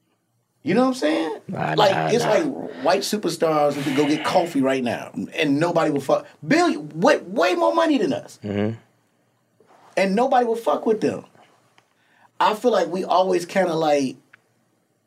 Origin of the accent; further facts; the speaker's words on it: Chicago, Illinois, United States; also born or lived in Atlanta; now in Los Angeles, United States; I'm from Chicago